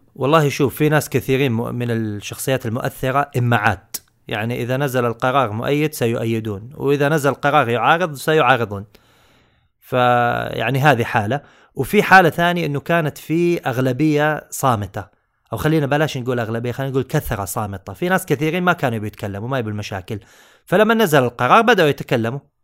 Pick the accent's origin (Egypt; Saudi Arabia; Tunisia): Saudi Arabia; عندنا في السعوديه